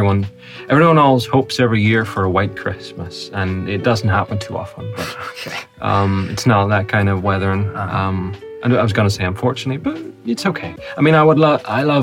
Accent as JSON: {"language": "English", "region": "Northern Ireland", "country": "United Kingdom", "said": "I'm from from Northern Ireland"}